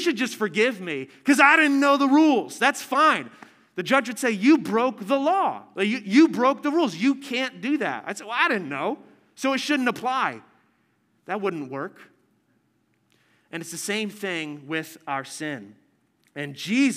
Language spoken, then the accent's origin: English; New Jersey, United States; I'm from New Jersey